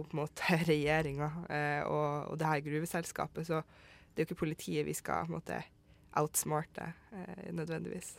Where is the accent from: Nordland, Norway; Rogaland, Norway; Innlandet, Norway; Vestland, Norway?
Nordland, Norway; Vesterålen; Jeg kommer fra Vesterålen, og der kaller vi det egentlig bare for myrebunad